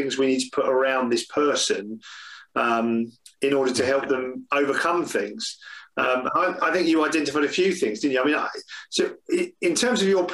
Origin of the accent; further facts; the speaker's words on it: England, United Kingdom; we're English